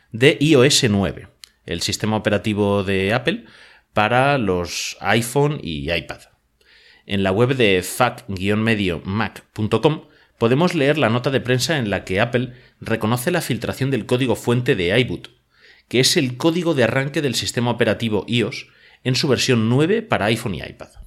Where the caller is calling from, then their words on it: Madrid, Community of Madrid, Spain; os hablo desde Madrid, en España.